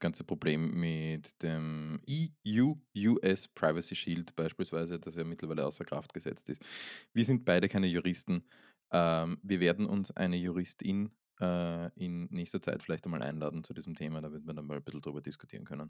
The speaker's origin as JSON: {"language": "German", "region": "Vienna", "country": "Austria", "tie": "born or raised there", "said": "aus Wien. Aus meiner Heimatstadt"}